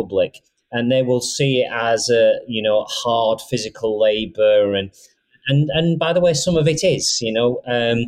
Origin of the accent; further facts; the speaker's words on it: Rochdale, North West England, United Kingdom; I was brought up in Rochdale and I'm the CEO of Siemens now.